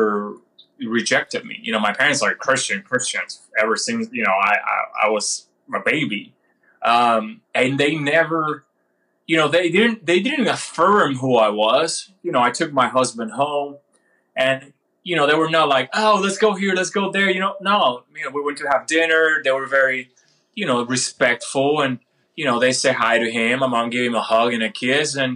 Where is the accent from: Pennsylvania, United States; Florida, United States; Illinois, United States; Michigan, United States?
Florida, United States; this guy from Florida